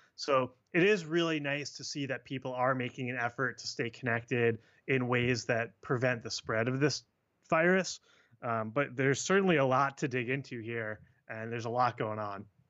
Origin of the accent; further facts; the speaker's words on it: Long Island, New York, United States; I grew up on Long Island, about an hour outside the city.